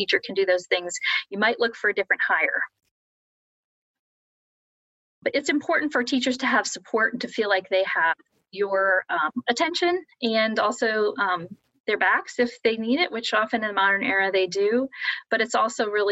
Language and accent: English; Columbus, Ohio, United States; moved away as an adult; now in South Bend, United States; I'm originally from Columbus, Ohio. And actually, while I did travel, moved around a little bit, I spent the last 20 years there. And I grew up in a suburb there